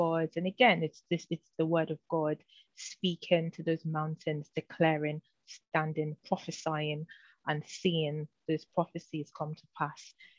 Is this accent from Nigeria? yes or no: yes; Nigeria; also born or lived in United Kingdom / London; now in Florida, United States; I'm a British Nigerian. So I was born in the UK, but really raised in Nigeria, and then back to the UK where I spend most of my lifetime actually.